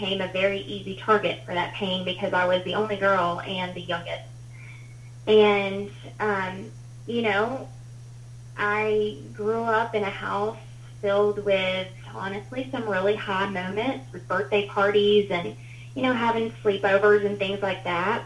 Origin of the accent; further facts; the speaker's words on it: Huntsville, Alabama, United States; I grew up in Huntsville, Alabama. Well, I was born there